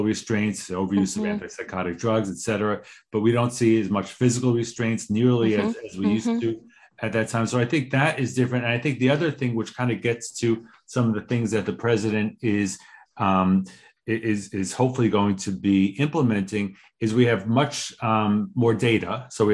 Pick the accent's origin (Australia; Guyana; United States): United States; New York; a New Yorker